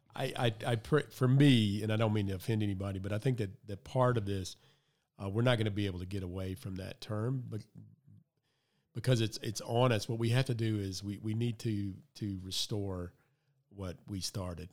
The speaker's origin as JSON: {"language": "English", "region": "the South", "country": "United States", "tie": "born or raised there", "said": "I grew up in the South"}